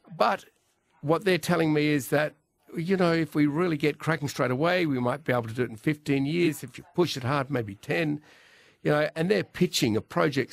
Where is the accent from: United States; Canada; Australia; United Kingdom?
Australia; growing up in Australia